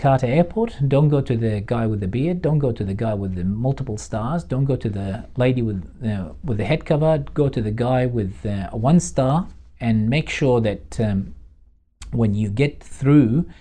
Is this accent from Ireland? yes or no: no; Baghdad, Baghdad Governorate, Iraq; moved away as an adult; now in Australia; we're from Baghdad.